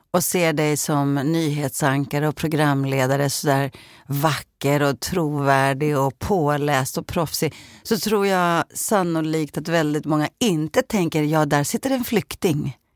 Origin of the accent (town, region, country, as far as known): Sweden; born or raised there; also born or lived in Beirut, Lebanon / Norsborg, Sweden